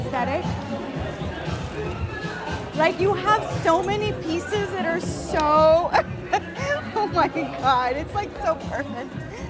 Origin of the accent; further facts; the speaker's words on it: Texas, United States; I'm from Texas